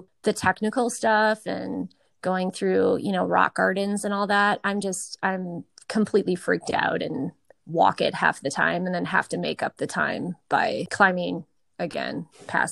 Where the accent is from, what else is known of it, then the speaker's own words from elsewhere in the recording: Eau Claire, Wisconsin, United States; moved away; also born or lived in Tucson; I grew up in a really great neighborhood in Eau Claire